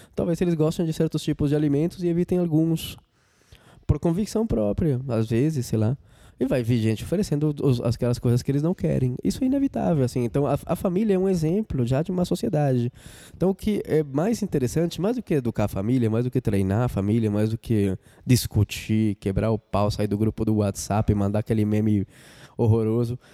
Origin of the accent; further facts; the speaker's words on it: Colombia; Portuguese is a second language; moved away as an adult; now in Brazil; eu sou colombiano, moro no Brasil faz 14 anos